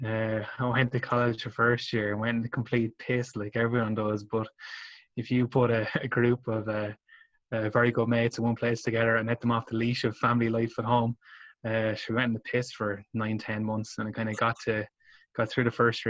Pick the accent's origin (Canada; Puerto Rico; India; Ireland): Ireland; Carlow, Leinster; moved away as an adult; also born or lived in Wicklow / Dublin; I was born in Wicklow, then moved back to Carlow, and then we're there until I moved to Dublin, I suppose, at college